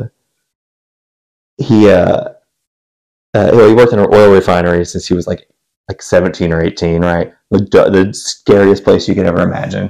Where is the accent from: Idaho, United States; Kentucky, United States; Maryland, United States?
Kentucky, United States; Ashland; moved away; Originally from Ashland, Kentucky. Yeah, so that's it's northeast Kentucky